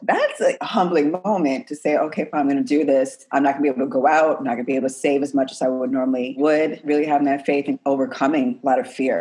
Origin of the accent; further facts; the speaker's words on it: New York City, New York, United States; I grew up in the Bronx in New York